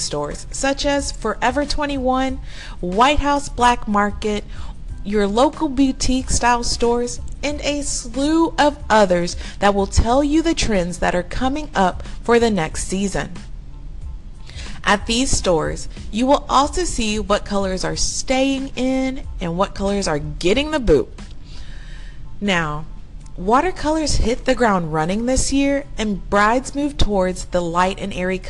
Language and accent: English; Houston, Texas, United States; my hometown, Houston, and surrounding areas